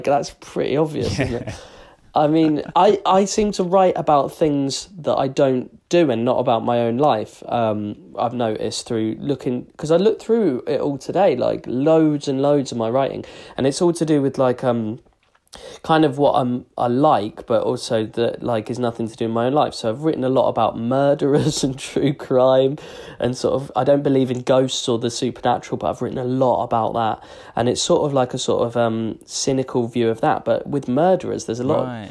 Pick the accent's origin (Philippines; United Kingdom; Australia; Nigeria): United Kingdom; England; as English people, we're not aggressive